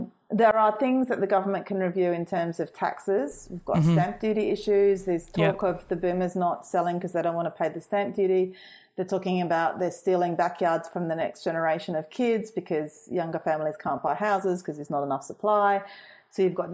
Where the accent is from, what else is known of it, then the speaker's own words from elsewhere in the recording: Brisbane, Queensland, Australia; moved away; I'm from Brisbane